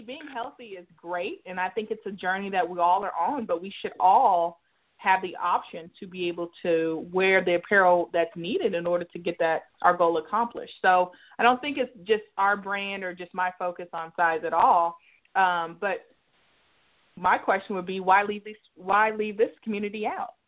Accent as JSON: {"language": "English", "town": "Dallas", "region": "Texas", "country": "United States", "tie": "born or raised there", "said": "I'm born and raised in Dallas"}